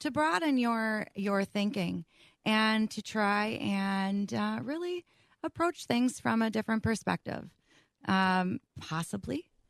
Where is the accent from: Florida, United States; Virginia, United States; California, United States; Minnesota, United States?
Minnesota, United States; Minnetonka; I grew up in Minnetonka